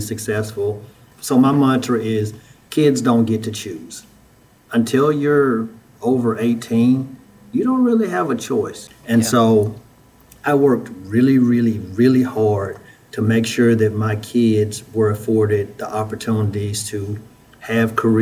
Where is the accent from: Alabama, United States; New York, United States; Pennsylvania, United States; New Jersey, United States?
Alabama, United States; Huntsville; moved away as an adult; also born or lived in Memphis, Tennessee; I'm originally from Huntsville, Alabama. I was born and raised there